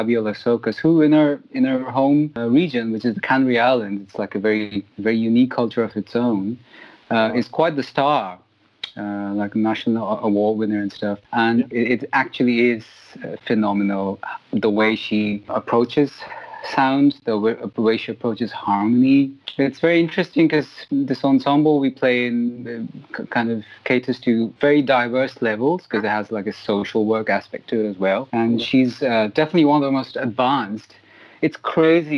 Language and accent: English; London, United Kingdom; accent: London; moved away; also born or lived in India; London's still kind of my hometown. That's where I grew up.